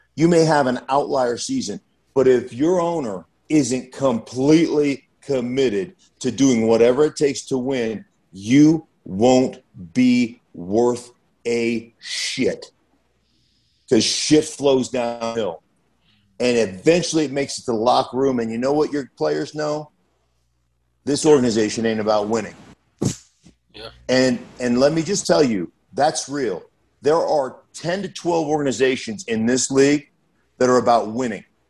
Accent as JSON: {"language": "English", "town": "Anchorage", "region": "Alaska", "country": "United States", "tie": "born or raised there", "moved": "yes", "said": "I grew up in Anchorage, Alaska"}